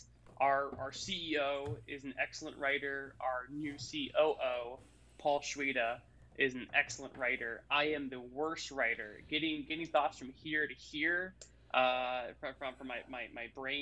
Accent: Florida, United States; I'm from Florida

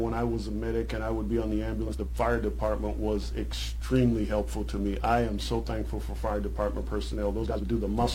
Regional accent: Charleston, South Carolina, United States; in my hometown, there's something called the Charleston Nine

